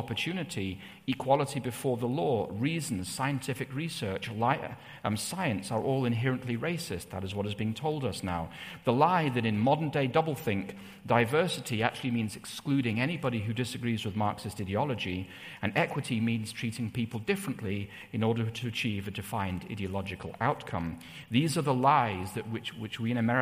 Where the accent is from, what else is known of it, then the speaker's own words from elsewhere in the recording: England, United Kingdom; when I was growing up in England, it was in the 1980s.